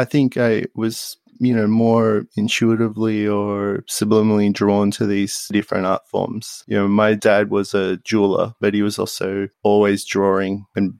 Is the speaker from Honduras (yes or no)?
no; Australia; born or raised there; also born or lived in Tripoli, Lebanon; now in United States